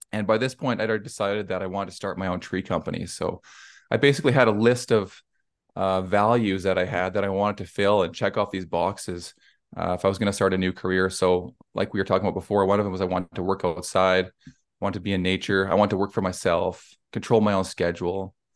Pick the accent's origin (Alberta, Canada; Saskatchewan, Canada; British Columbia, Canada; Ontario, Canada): Alberta, Canada; Cochrane; I'm from Cochrane, Alberta in Canada, so it's near Calgary or Banff if anyone's been up here.